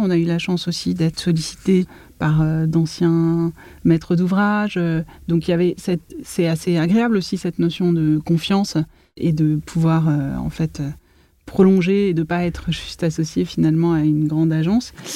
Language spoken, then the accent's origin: French; Paris, Île-de-France, France; j'ai grandi entre Paris, 20e arrondissement, près des buttes chemin, et la ville nouvelle